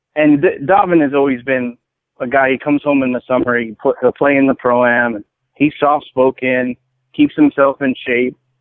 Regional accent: Edison, New Jersey, United States; also born or lived in Brooklyn, New York; now in Arizona, United States; I was born in Brooklyn, but I grew up in Jersey, in Central Jersey, Edison, New Jersey

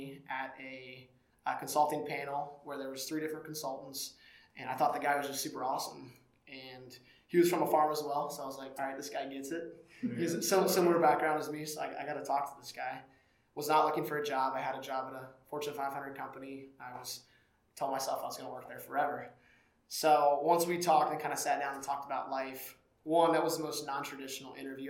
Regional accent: Cedarville, Ohio, United States; I grew up in Cedarville, Ohio. I grew up on a farm in the middle of nowhere, about 1 hour 10 north of Cincinnati

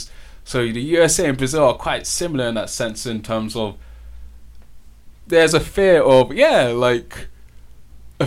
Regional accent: United Kingdom; moved away; when I was in the UK, we were taught nothing about the Moorish invasion

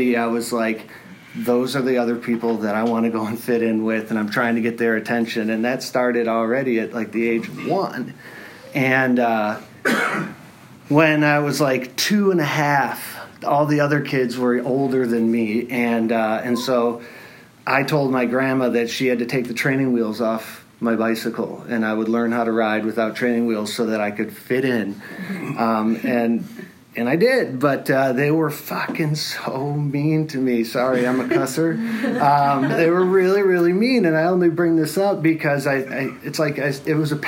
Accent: Detroit area, Michigan, United States; I was born in Detroit, and I grew up in a little community outside of there

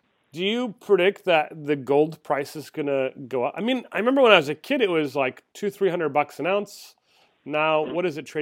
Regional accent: India; I'm Indian.

